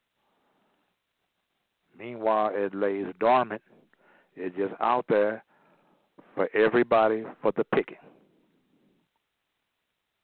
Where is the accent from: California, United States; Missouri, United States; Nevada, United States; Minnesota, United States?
Missouri, United States; St. Louis; I'm from the St. Louis, Missouri Republic. This is the show me state.